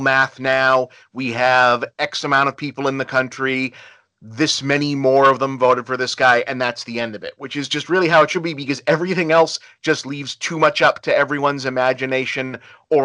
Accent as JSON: {"language": "English", "country": "United States", "said": "I hate being an American"}